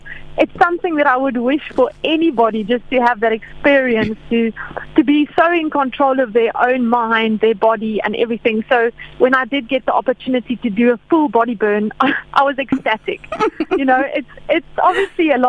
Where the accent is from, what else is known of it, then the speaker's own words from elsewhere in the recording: South Africa; a South African girl